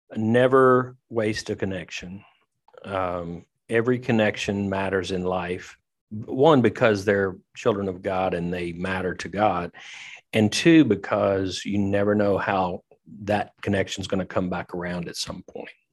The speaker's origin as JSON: {"language": "English", "region": "Tennessee", "country": "United States", "moved": "yes", "lives_now": "Lexington, United States", "said": "I'm from Tennessee"}